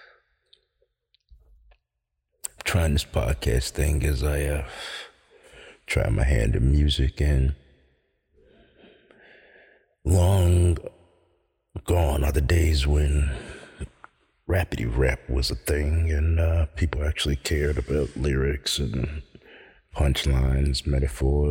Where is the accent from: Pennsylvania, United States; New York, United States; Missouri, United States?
New York, United States; Central; Born and raised in Central New York